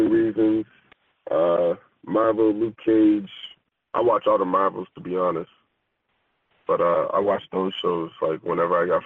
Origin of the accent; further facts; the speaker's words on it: Halifax, Nova Scotia, Canada; I'm from Halifax. You know what I like to eat. Donairs.